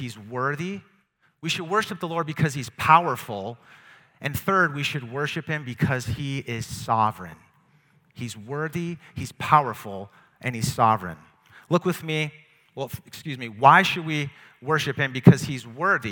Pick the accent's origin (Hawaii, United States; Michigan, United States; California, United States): Michigan, United States; Detroit; the Pontiac Silverdome by where I grew up in Detroit.